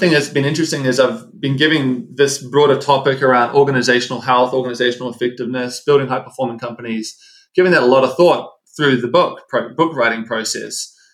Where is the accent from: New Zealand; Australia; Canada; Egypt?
New Zealand; moved away as an adult; also born or lived in Seattle / Los Angeles; now in United States; So I'm from New Zealand. You probably hear the accent come through. Uh, lived in the States for, for some time now.